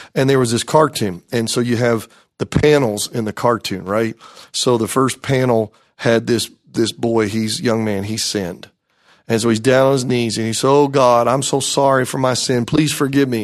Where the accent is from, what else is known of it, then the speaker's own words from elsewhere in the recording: Greenville, South Carolina, United States; I grew up in the Greenville, South Carolina area, graduated from Malden High School